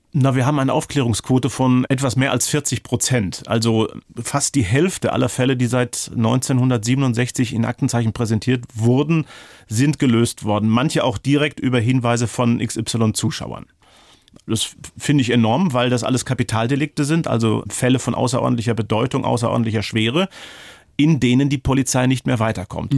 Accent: Ruhr area, North Rhine-Westphalia, Germany; Ich komme aus dem Ruhrgebiet.

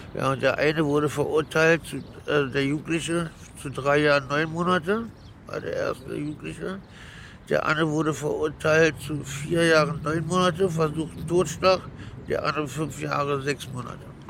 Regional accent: Berlin, Germany; Aufgewachsen bin ich in Berlin

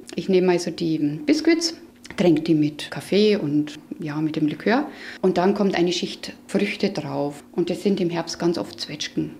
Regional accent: Straubing, Bavaria, Germany; now in Franconia, Germany; Ich komme aus Straubing das hört man noch, denke ich, das kommt noch ganz schön durch.

